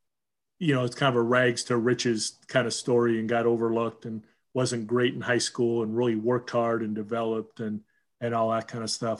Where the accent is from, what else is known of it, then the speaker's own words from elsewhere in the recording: Huntington Beach, California, United States; Growing up in Huntington Beach